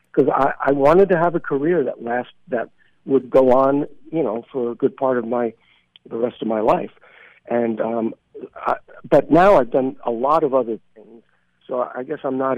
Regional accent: Brooklyn, New York, United States; I grew up in Brooklyn, and as we talked about, and I, I thank God that I had a normal childhood, and I went to you know uh, public schools and high school

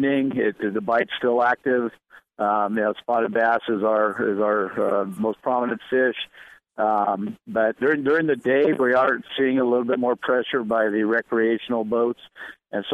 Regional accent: Southern California, United States; I'm from Southern California

